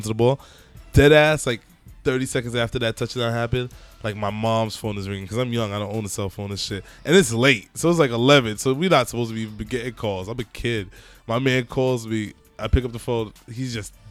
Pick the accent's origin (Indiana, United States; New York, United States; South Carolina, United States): New York, United States; I'm from the best city on the planet.